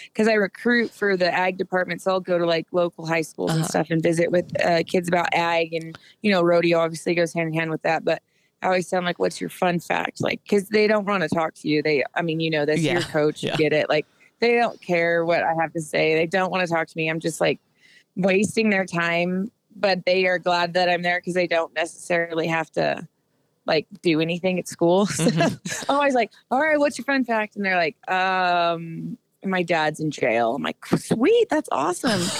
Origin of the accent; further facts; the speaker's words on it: Northern California, United States; moved away as an adult; also born or lived in San Luis Obispo, California; now in La Junta, United States; I grew up in California. So Northern California is where I grew up and call home